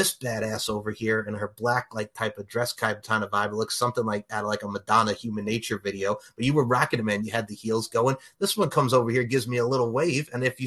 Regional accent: Long Island, New York, United States; I grew up on Long Island

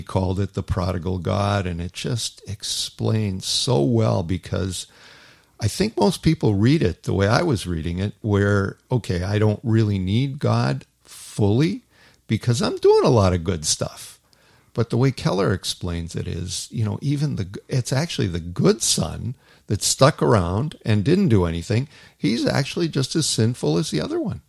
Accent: Toronto, Ontario, Canada; moved away as an adult; as a kid, I grew up in Toronto

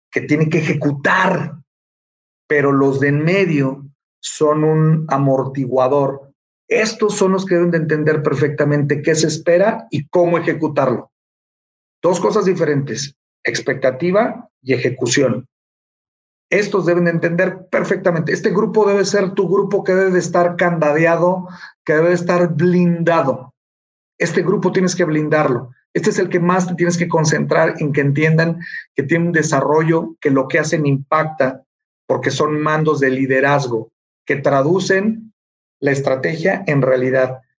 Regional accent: Mexico; somos grandes mexicanos

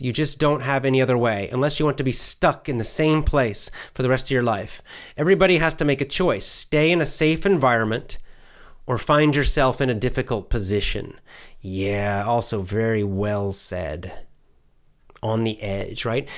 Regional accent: United States; I'm American

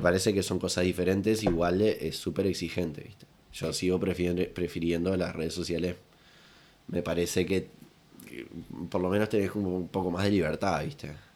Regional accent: La Paloma, Rocha, Uruguay; yo soy allá de La Paloma

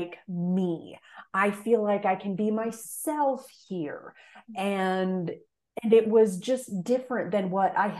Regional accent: Fargo, North Dakota, United States; moved away as an adult; also born or lived in Indianapolis, Indiana; I grew up in Fargo, North Dakota, which relatively speaking, it's the largest city in the state, but still very, very small.

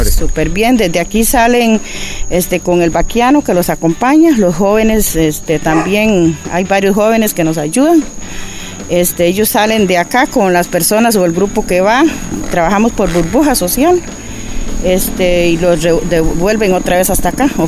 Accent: San José, Costa Rica; De la Jolita de San José.

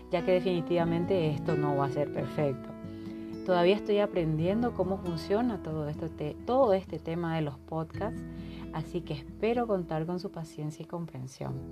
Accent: Paraguay; now in Mexico; paraguaya que vive en México, así que con esa información podrán entender mi acento y las palabras que utilizo, que a estas alturas y después de tantos años ya se me mezclan.

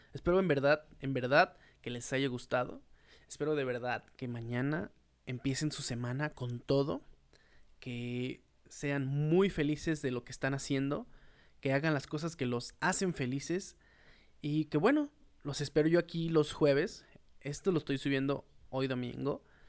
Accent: Mexico; como mexicano

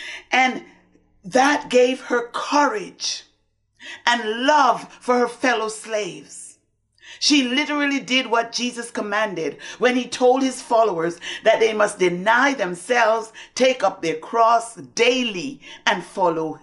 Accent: Antigua & Barbuda; I grew up in the Methodist Church in Antigua

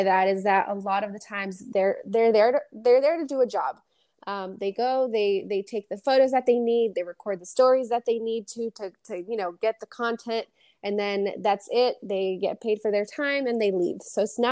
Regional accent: Framingham, Massachusetts, United States; I was born and raised in Framingham, Massachusetts

